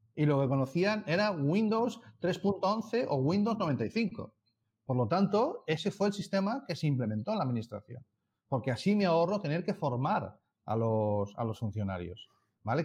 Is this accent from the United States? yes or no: no; Madrid, Community of Madrid, Spain; moved away; yo estuve trabajando en Madrid hasta 2001 y soy carabanchelero